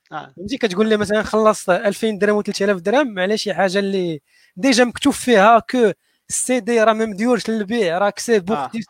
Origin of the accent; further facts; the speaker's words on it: Morocco; حنا حنا مغاربه كمغاربه ما عندناش هذاك الكلمه